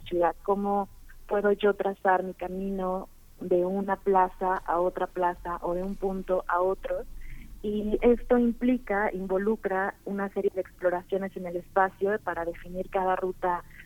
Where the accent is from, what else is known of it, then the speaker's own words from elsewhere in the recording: Tuxtla Gutiérrez, Chiapas, Mexico; moved away as an adult; Yo soy originaria de Tuxtla Gutiérrez, Chiapas.